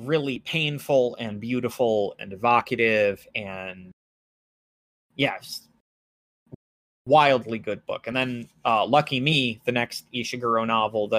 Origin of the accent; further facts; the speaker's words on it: United States; I'm a white American